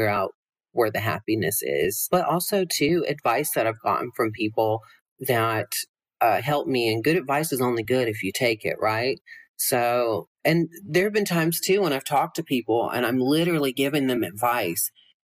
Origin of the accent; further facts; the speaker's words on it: Georgia, United States; moved away as an adult; also born or lived in Los Angeles; now in Las Vegas, United States; growing up in Georgia